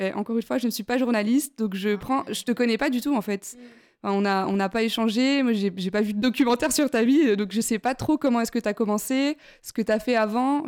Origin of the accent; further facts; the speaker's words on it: Besançon, Bourgogne-Franche-Comté, France; now in Lyon, France; je viens de Besançon, moi, à la base